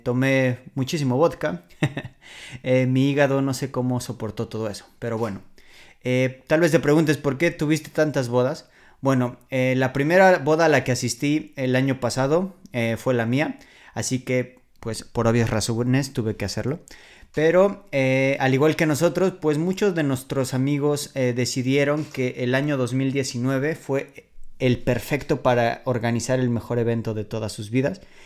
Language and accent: Spanish; Mexico City, Mexico; moved away as an adult; now in Warsaw, Poland; yo vengo de la Ciudad de México, me mudé a Varsovia hace seis años por mi novia polaca